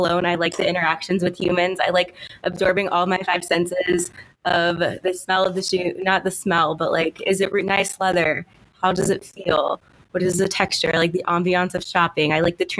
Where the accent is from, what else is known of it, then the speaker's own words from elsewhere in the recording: Kansas, United States; I've lived in Kansas my entire life